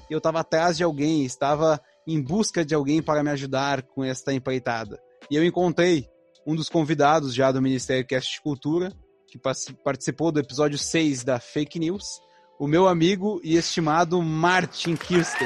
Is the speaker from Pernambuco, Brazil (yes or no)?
no; Novo Hamburgo, Rio Grande do Sul, Brazil; eu tenho vinte e sete, eu sou de Novo Hamburgo, então a gente é aqui do Sul